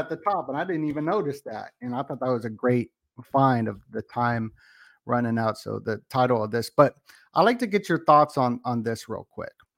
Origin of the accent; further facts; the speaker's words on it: Las Vegas, Nevada, United States; I am from Vegas